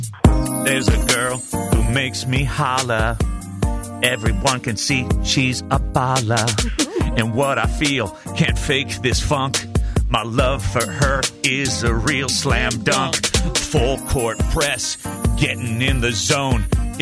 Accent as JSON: {"language": "English", "region": "Iowa", "country": "United States", "said": "that's where I'm from. Yeah. I'm from Iowa."}